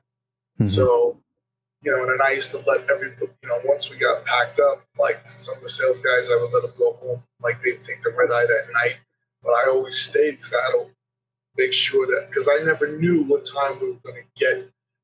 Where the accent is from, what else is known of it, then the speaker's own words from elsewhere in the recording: New York, United States; I'm from New York